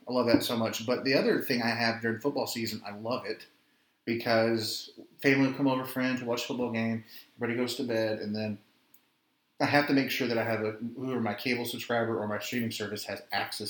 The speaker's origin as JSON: {"language": "English", "town": "Garland", "region": "Texas", "country": "United States", "said": "we're from Garland"}